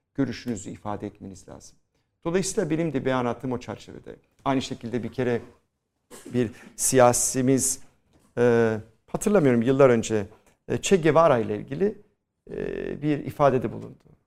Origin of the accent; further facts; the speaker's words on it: Istanbul, Turkey; biz Rumlar da o dönemde kopya ekana derdik